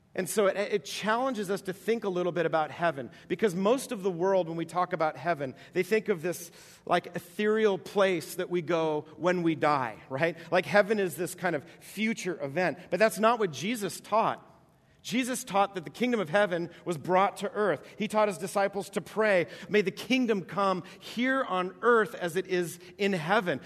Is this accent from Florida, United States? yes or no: no; East Coast, New York, United States; moved away; I grew up on the East Coast, and uh, in New York